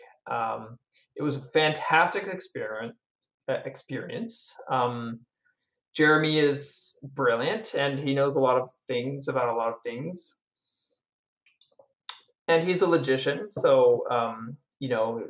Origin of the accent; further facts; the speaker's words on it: France; I grew up in France.